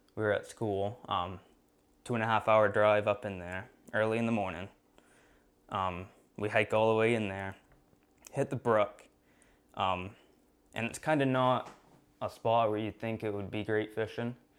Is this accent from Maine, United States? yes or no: yes; Sherman, Maine, United States; I'm from Sherman, Maine, which is about an hour away from Baxter State Park.